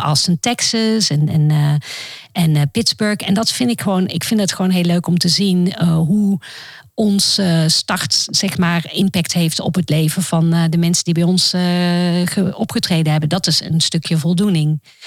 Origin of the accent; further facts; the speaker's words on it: Roosendaal, North Brabant, Netherlands; moved away; also born or lived in Amsterdam / United States; ik ben opgegroeid in Roosendaal